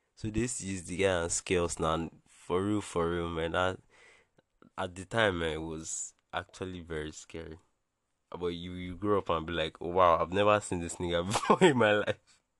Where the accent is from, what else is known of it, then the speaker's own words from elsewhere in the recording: Bayelsa, Nigeria; I'm from Bayelsa in Nigeria